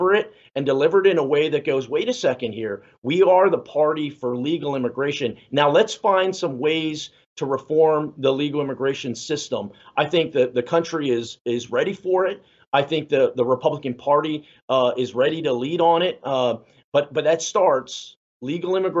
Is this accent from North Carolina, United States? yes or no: no; San Antonio, Texas, United States; I'm Mexican American, you know, and I'm from San Antonio